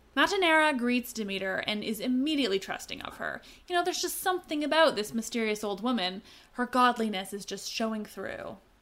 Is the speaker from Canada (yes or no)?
yes; Canada; I'm Canadian